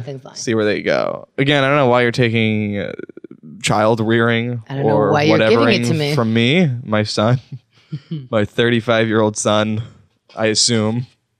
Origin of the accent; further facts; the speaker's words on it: Wisconsin, United States; I'm from Wisconsin